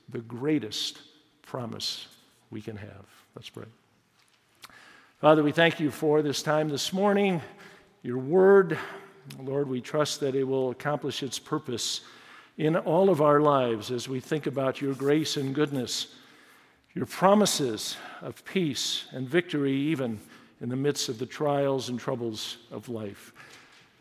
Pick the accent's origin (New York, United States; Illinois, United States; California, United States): Illinois, United States; Chicago; I was born in Chicago in the city, grew up in the suburbs